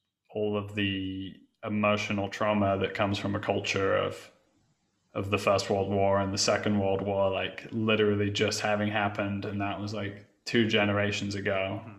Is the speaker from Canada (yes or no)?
no; England, United Kingdom; Growing up in England, I was always drawn to like that sort of late 60s time